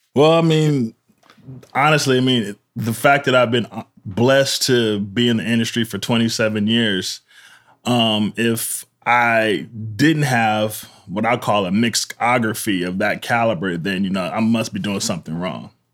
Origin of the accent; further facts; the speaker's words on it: Pasadena, California, United States; I grew up in Pasadena, Pasadena